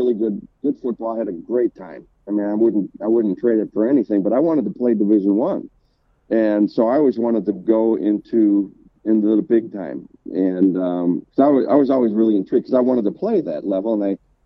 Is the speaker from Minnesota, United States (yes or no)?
no; Milwaukee, Wisconsin, United States; accent: northern; now in Chattanooga, United States; I'm originally from Milwaukee, Wisconsin, and for all the people out there, yes, this is a northern accent